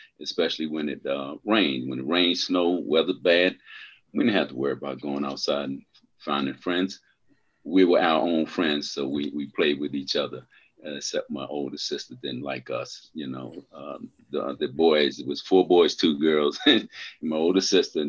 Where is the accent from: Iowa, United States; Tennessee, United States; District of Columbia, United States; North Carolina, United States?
District of Columbia, United States; Washington; I was born in Washington, D.C.